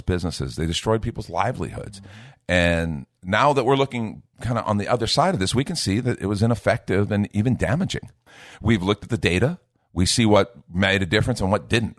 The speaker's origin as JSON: {"language": "English", "country": "United States", "said": "I'm talking right now as an American who has a responsibility to try to help shape the culture of the United States of America"}